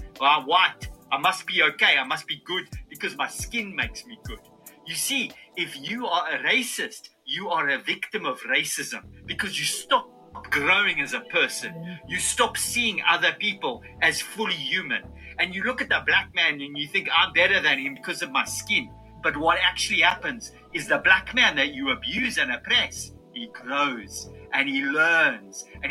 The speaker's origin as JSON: {"language": "English", "country": "South Africa", "said": "you can probably hear that I'm actually from South Africa"}